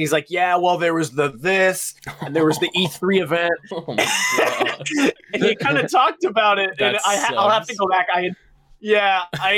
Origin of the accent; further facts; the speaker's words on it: Portland, United States; moved away; Portland, my hometown